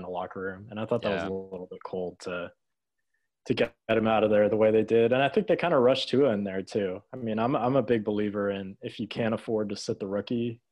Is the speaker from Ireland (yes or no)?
no; Florida, United States; I was born in Florida